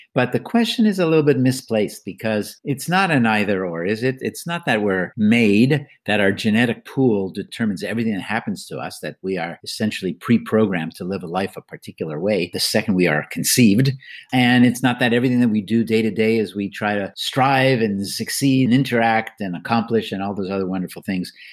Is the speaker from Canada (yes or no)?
yes; Canada; moved away; I'm Canadian by birth as well